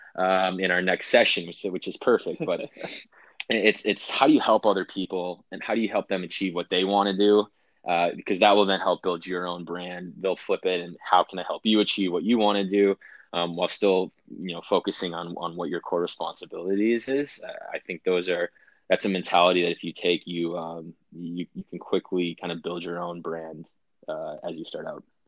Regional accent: Wisconsin, United States; moved away; I grew up in Wisconsin

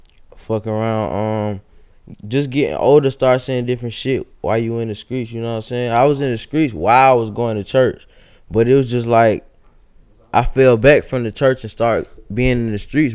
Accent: Columbia, South Carolina, United States; I'm from Columbia, South Carolina, shit. Northeast side to be exact. Shit, my mom used to stay on North Main back in the day, so shit, you know what I'm saying? I used to put on for North Main, too.

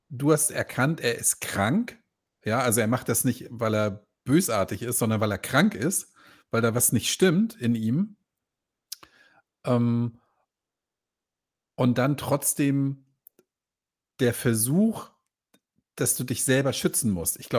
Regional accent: Croatia; ich habe ein Problem, ich komme aus Kroatien.

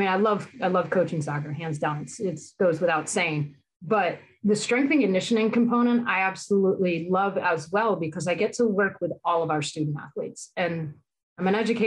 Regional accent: Vernon, Connecticut, United States; moved away; I grew up in Vernon, Connecticut, and I was lucky growing up in Connecticut

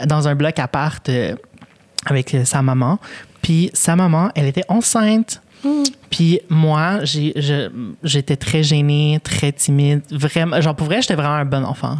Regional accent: Longueuil, Quebec, Canada; first language Spanish; French is a second language; je suis née ici. Puis euh, à Longueuil, fait j'ai grandi à Longueuil

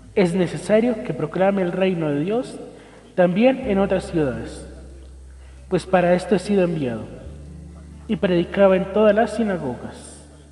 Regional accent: Colombia; nosotros como colombianos

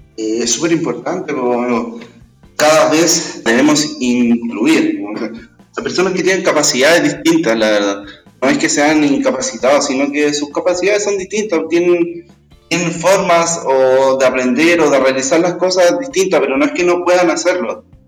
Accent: Chile; como chilenos, como sociedad

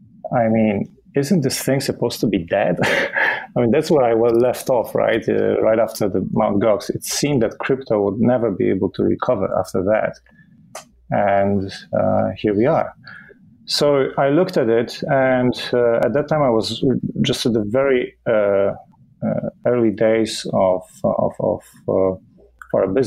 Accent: Poland; that was a different country in the 80s still, you know, before we switched to a democracy. So it was an interesting upbringing

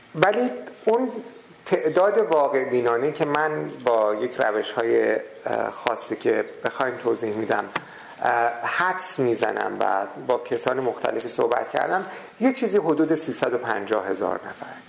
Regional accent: Qom, Qom Province, Iran; در قوم شهری که من به دنیا آمدم و بزرگ شدم

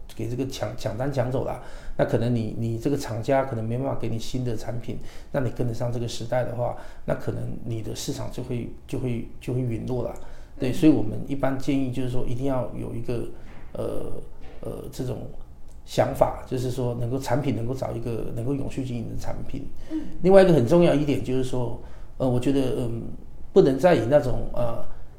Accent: Taiwan; moved away as an adult; also born or lived in China; 本身我是台湾人嘛，自然我希望在台湾能够有一定的发展的基础

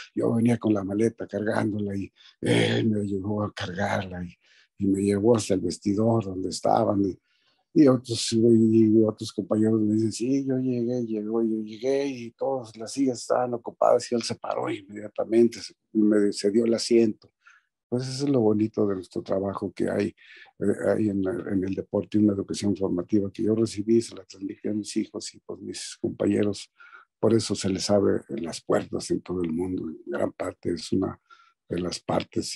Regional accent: San Luis Potosí, Mexico; moved away as an adult; also born or lived in Mexico City; ahí en mi pueblo, donde soy yo, San Luis Potosí, este, a dos cuadras de donde yo vivía, la casa de mis padres

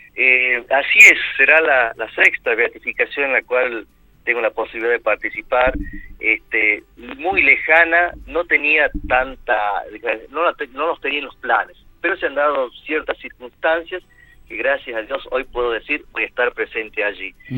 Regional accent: Amaicha del Valle, Tucumán, Argentina; moved away; also born or lived in Buenos Aires / Punta Alta / Recreo, Catamarca; soy de origen de más allá, un poquito más allá eh, y cerquita de Cafayate, de Amaicha del Valle, mi pueblo natal

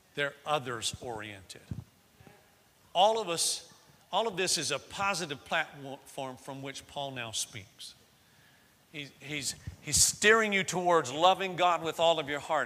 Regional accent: Florida, United States; moved away; I grew up in Florida

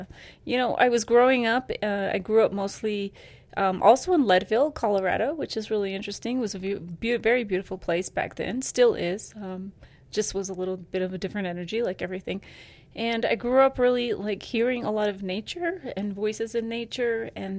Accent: Ecuador; moved away; Yes, I grew up in Ecuador.

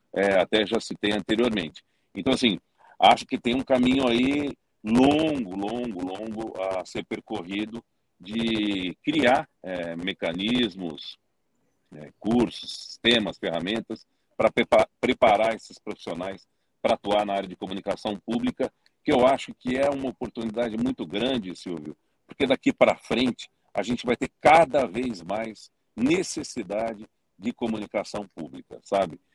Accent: São Paulo, Brazil; a cidade de São Paulo, que é a cidade onde eu nasci, cresci, vivo, amo

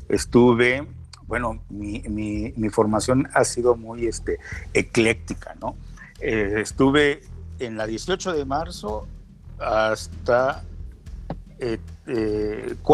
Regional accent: Gómez Palacio, Durango, Mexico; es un lagunero nacido en la parte de Durango, porque tenemos siempre que acotar Durango o Coahuila

